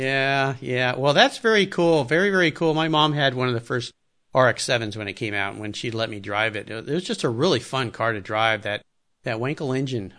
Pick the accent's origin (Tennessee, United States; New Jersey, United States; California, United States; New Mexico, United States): California, United States; Southern; I loved skateboarding as a kid growing up in Southern California